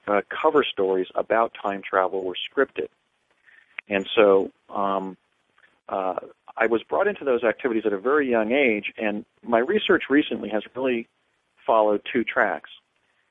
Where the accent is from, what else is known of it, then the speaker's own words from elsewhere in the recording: New Jersey, United States; now in Washington, United States; I grew up in New Jersey, having been born there in 1961